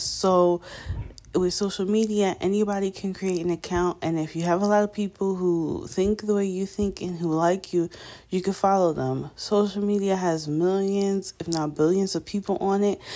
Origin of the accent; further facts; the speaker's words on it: New York, United States; I'm from New York.